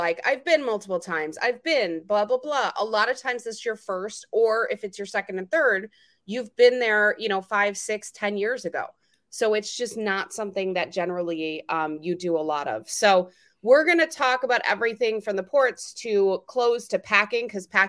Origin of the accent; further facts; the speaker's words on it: Canada; moved away; I am Canadian. I did go back to the homeland